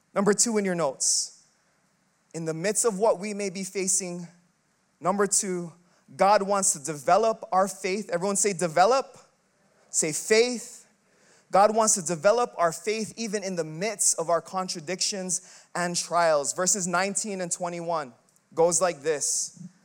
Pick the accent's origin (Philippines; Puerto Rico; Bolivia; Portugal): Philippines; I'm Filipino